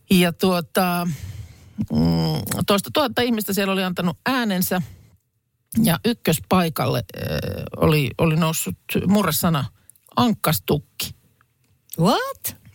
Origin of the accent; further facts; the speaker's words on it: Lahti, Päijät-Häme, Finland; Mä olen kotoisin siis Lahesta ja toi on, ton Joo. verran siellä on sitä murretta, että ehkä se D voi sieltä niin kuin jäädä pois, että nimenomaan jos on Lahesta, niin on Lahesta eikä Lahdesta